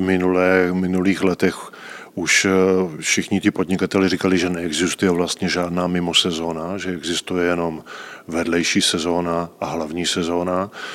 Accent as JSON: {"language": "Czech", "town": "Rapotín", "region": "Olomouc Region", "country": "Czechia", "moved": "as an adult", "lives_now": "Český Krumlov, Czech Republic", "said": "já pocházím eh, z Rapotína, což je velká obec u Šumperka"}